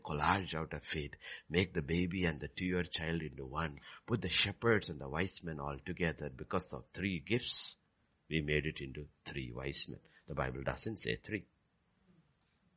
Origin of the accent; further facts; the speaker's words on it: Kerala, India; moved away; I am from Kerala